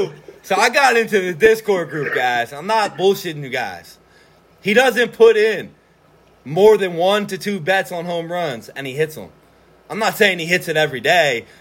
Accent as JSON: {"language": "English", "town": "Norristown", "region": "Pennsylvania", "country": "United States", "tie": "born or raised there", "said": "we're both from Norristown. We graduated in 2009"}